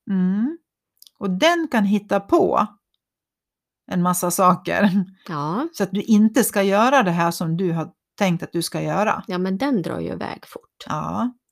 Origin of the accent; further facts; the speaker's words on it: Borlänge, Dalarna County, Sweden; Eller, nej, men jag är ju från Borlänge.